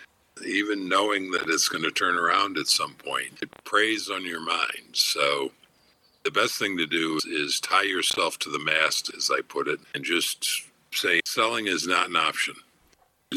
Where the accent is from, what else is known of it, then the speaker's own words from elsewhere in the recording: United States; growing up in the United States and living in the United States